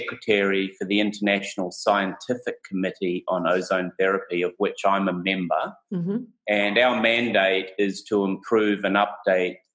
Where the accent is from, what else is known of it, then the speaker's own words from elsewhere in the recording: New Zealand; also born or lived in Portland, Oregon, United States / Hawaii, United States; I'm a New Zealander